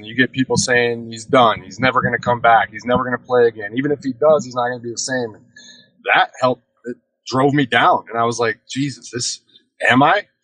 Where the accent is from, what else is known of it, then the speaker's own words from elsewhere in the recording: Wisconsin, United States; I'm from Wisconsin